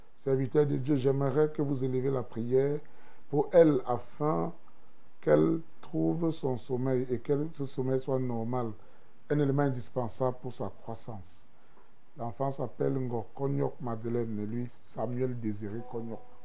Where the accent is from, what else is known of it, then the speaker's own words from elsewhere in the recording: Cameroon; now in Armenia; je vis en Arménie et je suis un Camerounais